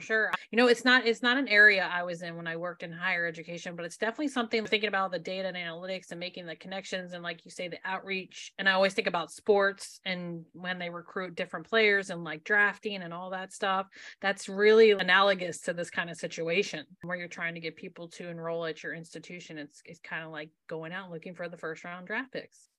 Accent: Maryland, United States; I'm from Maryland

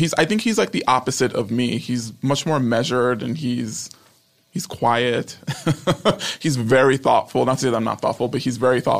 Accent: New York, United States; now in Los Angeles, United States; I'm from New York.

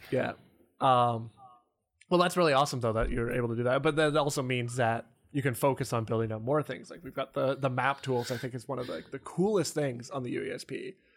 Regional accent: Canada; I'm also Canadian

